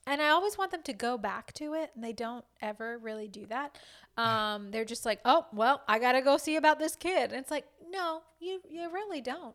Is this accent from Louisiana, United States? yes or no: yes; Louisiana, United States; I'm from Louisiana